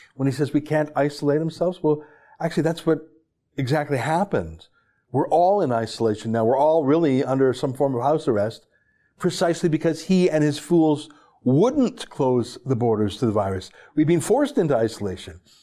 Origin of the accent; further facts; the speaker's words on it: Canada; our country